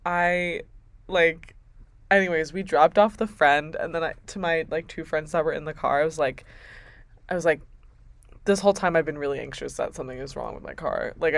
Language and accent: English; East Coast, United States; moved away; also born or lived in Midwest